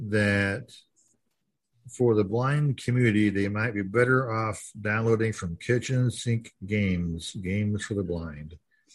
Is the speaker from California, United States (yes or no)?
yes; California, United States; I am from Silicon Valley, California, in San Francisco Bay Area.